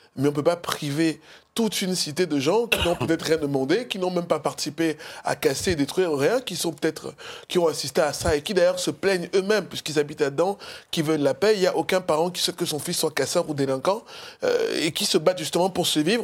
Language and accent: French; Cameroon; now in France; je suis un du Cameroun.